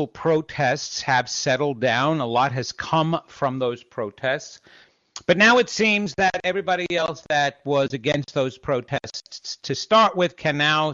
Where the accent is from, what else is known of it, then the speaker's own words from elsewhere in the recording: New York, United States; I grew up in New York